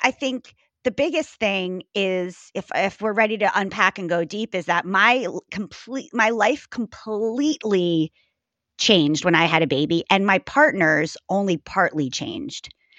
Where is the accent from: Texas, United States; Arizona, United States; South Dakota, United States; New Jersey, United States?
New Jersey, United States; moved away as an adult; also born or lived in Maryland / New York; I was born in Maryland, raised in New Jersey.